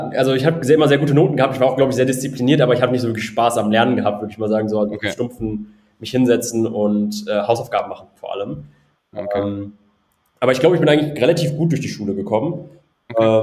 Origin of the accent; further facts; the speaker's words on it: North Rhine-Westphalia, Germany; war vorher erst im, äh, im Bergbau, ich komme aus dem Ruhrgebiet, hat dann mhm. unter Tage gearbeitet